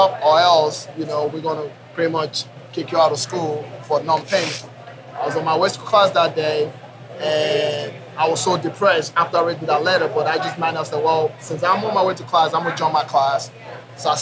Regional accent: Nigeria; moved away as an adult; also born or lived in Oklahoma, United States; now in Oklahoma City, United States; I'm originally from Nigeria, right? So I came here when I was 19 years old to go to college

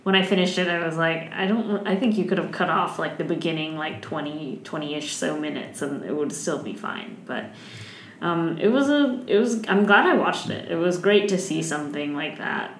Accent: Taiwan; moved away; my home country of Taiwan

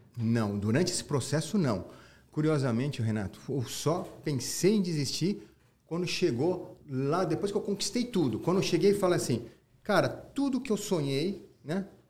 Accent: Brazil; Meu país é Brasil. Falei pra minha mãe, sou japonês, sou brasileiro. Pô, ela falou, você é brasileiro, filho, você nasceu no Brasil

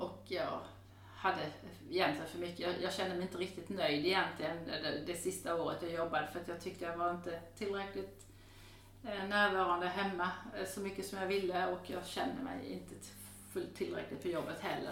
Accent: Denmark; also born or lived in Häradsbäck, Sweden; now in Sweden; jag är född och uppvuxen i Danmark

